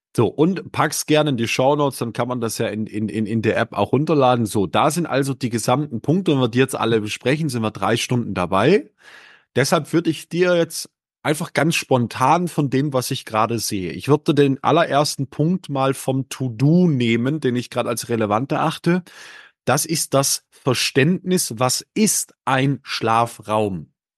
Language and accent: German; Northern Germany, Germany; born or raised there